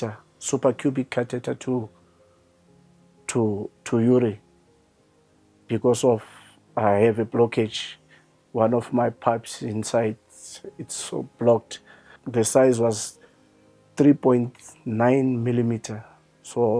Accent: Mpumalanga, South Africa; I'm from Mpumalanga, Oorgies.

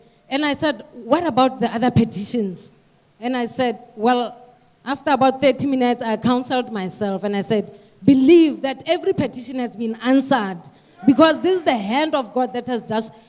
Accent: Gaborone, South-East District, Botswana; I come from Gaborone, Botswana.

